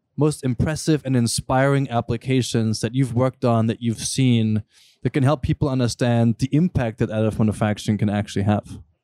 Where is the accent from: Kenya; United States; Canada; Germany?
Germany; moved away; I grew up in Germany